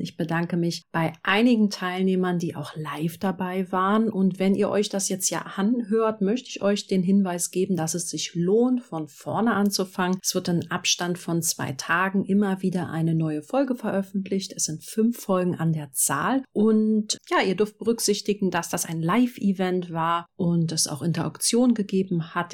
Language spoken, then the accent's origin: German; Berlin, Germany; ich bin Berlinerin